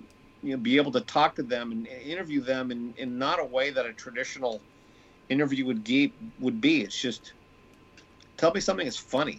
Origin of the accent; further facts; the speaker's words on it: Manhattan Beach, California, United States; growing up in Manhattan Beach, being one of the handful of Jewish families in the South Bay